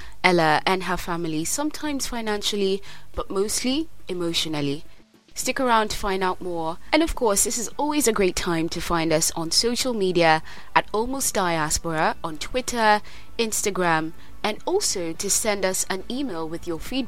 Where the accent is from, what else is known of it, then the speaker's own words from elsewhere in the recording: Kenya; now in United Kingdom; I'm a Kenyan living in the UK